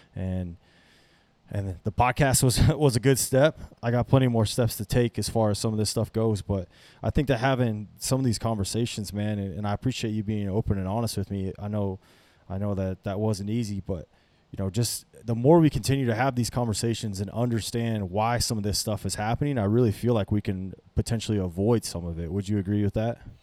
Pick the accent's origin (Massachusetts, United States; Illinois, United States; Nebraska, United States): Nebraska, United States; North Platte; I was, I was raised in North Platte, Nebraska